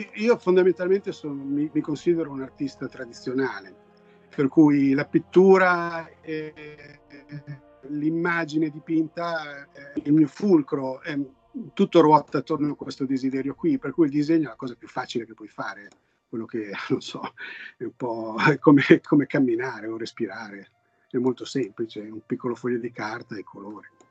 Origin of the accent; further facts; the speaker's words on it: Italy; now in Los Angeles, United States